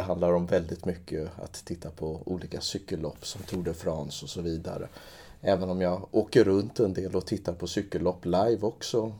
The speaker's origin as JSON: {"language": "Swedish", "town": "Trångsund", "region": "Stockholm County", "country": "Sweden", "tie": "born or raised there", "said": "jag växte upp i Trångsund"}